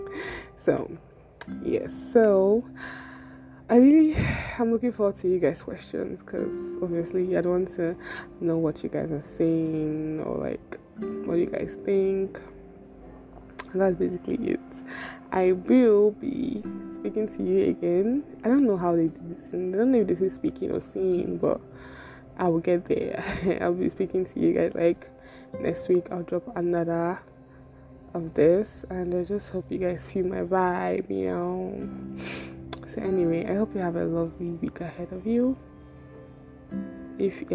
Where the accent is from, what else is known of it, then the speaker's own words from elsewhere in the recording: Igbo, Igboland, Nigeria; now in Lagos, Nigeria; I'm from the Igbo tribe of Nigeria